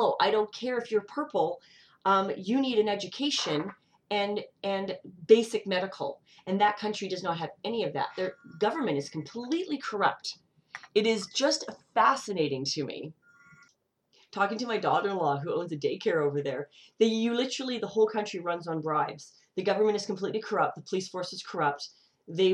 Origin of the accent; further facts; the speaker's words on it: Canada; I live in a multicultural country. Canada